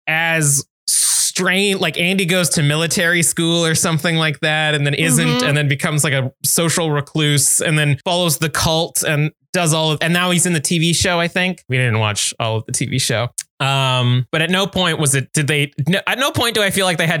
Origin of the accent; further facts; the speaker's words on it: Canada; we're Canadian